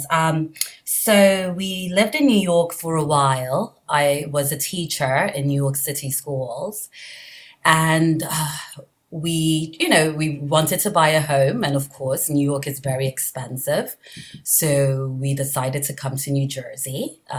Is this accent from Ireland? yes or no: no; Nigeria; born there; also born or lived in England / France / Caribbean; I was born in Nigeria.